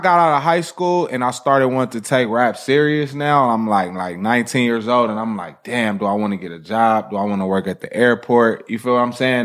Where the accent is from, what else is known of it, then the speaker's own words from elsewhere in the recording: Los Angeles, California, United States; when my mom moved to Lamar in the early nineties, I would say around ninety-two-ish